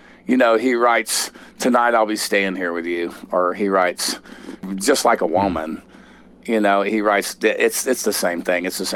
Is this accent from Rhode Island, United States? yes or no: no; Texas, United States; I grew up in Texas, and I grew up with a lot of danceable country music